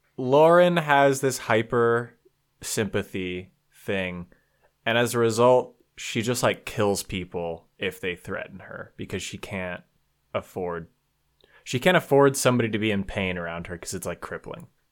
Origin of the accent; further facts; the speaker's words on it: near Sacramento, California, United States; now in Minnesota, United States; I grew up in California, uh, near Sacramento, actually